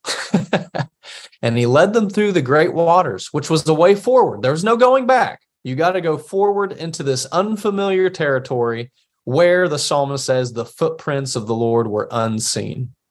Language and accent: English; Appalachia, United States; as Appalachian Christians